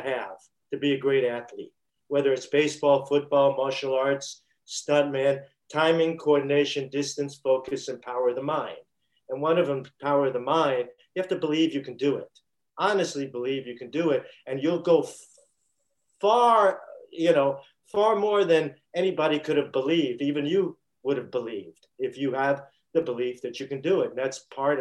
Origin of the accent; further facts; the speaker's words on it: New York City, New York, United States; when I was growing up in Brooklyn.